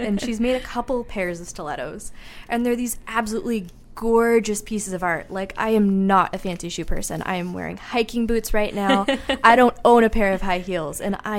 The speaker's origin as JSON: {"language": "English", "region": "the South", "country": "United States", "tie": "born or raised there", "said": "Because I grew up in the South, I never thought of making anything out of things like caribou antler and narwhal ivory and muskox horn."}